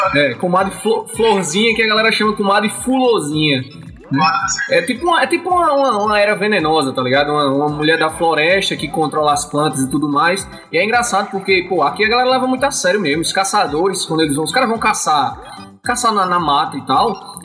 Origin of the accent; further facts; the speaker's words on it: Campina Grande, Paraíba, Brazil; eu sou de Campina Grande, na, na Paraíba